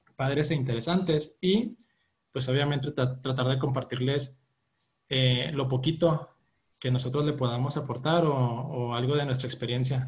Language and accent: Spanish; Chihuahua, Mexico; Yo, yo soy de aquí de Chihuahua, de hecho yo estoy en Chihuahua